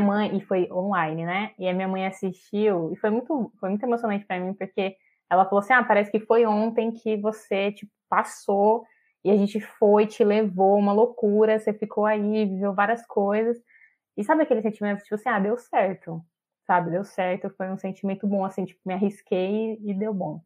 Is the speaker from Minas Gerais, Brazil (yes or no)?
no; interior of São Paulo, Brazil; now in Brasília, Brazil; sou do interior de São Paulo, mas vivo hoje em Brasília, aqui na, na capital.